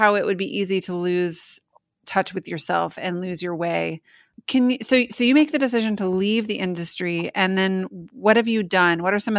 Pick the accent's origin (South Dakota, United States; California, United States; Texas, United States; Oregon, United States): Oregon, United States; Portland; moved away; also born or lived in South Florida / Minneapolis / North Carolina / Tennessee; I've lived a bunch of places. I grew up in Portland, Oregon. I lived in South Florida. I've lived in Minneapolis. I've lived in North Carolina. I've lived in Tennessee. So I've lived all over the place, and then also obviously Pasadena.